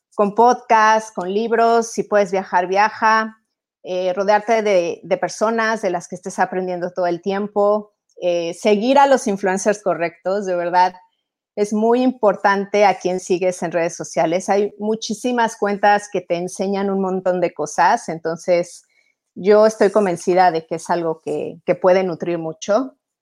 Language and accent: Spanish; Mexico; moved away as an adult; also born or lived in Italy; now in Europe; soy mexicana, soy italiana, tengo 15 años viviendo en Europa